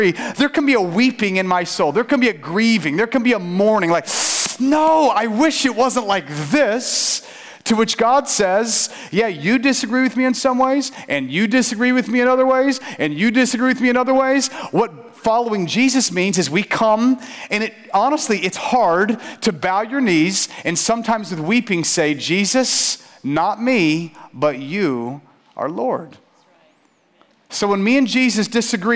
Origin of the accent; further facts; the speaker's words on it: St. Petersburg, Florida, United States; I grew up in St. Pete